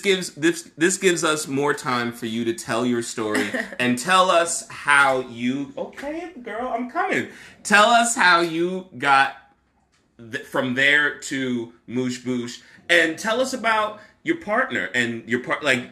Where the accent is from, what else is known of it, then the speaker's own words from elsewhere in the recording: Newark, New Jersey, United States; I am from Newark. I'm familiar with Westside